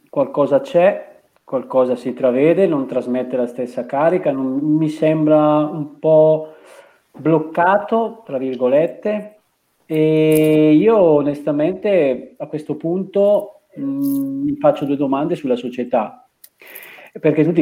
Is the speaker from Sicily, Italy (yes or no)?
no; Bergamo, Lombardy, Italy; mi sono guardato l'Atalanta da Bergamasco